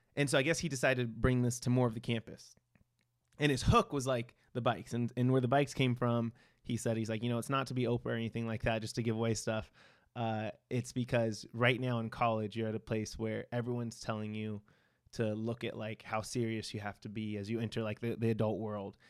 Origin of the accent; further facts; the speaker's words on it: Victorville, California, United States; I grew up in San Bernardino County, uh, in this small, like, desert town called Victorville